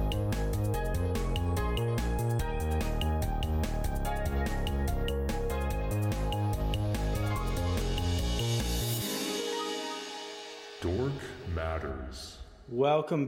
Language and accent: English; Edmonton, Alberta, Canada; born or raised there; moved away